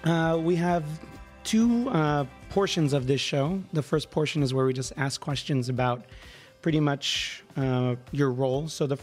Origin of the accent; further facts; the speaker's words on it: San Diego, California, United States; I grew up here in San Diego.